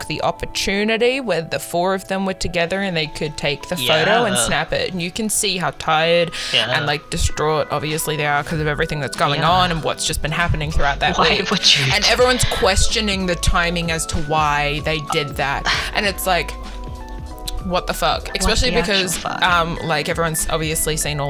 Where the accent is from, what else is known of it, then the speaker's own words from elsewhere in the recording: New Zealand; now in Australia; I'm a New Zealander and I'm not an Australian